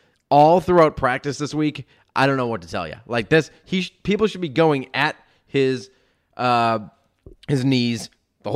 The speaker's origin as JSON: {"language": "English", "region": "South Carolina", "country": "United States", "said": "I'm from South Carolina"}